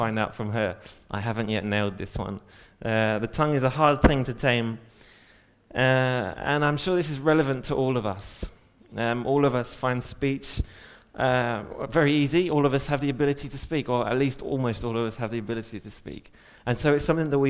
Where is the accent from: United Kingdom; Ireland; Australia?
United Kingdom; England; I'm English.